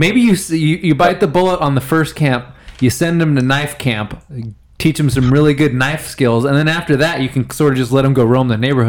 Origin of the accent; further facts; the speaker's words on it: Central Valley, California, United States; We had like our my hometown kind of butted up against the mountains, and so it was like the farm worker kids from Orange Cove, and then like the mountain kids from Dunlap, and then the rest of the kids were from Reedley, and they all went to the same high school.